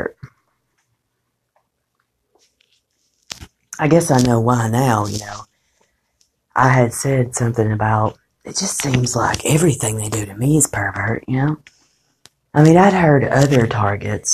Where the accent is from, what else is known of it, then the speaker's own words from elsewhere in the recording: United States; I'm an American